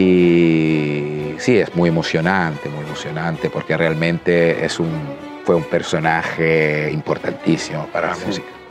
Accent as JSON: {"language": "Spanish", "country": "Italy", "moved": "yes", "lives_now": "Chile", "said": "yo como italiano"}